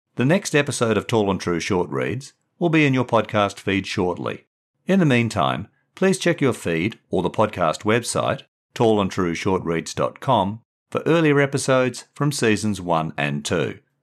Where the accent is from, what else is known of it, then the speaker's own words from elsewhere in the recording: Perth, Western Australia, Australia; moved away as an adult; also born or lived in England; my background in Perth